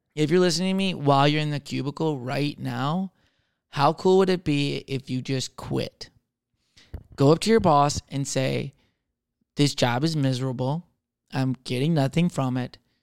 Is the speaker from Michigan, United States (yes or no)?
yes; Michigan, United States; I'm from Michigan